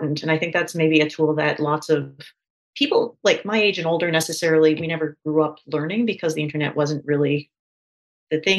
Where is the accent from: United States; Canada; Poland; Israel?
Canada; I'm from Canada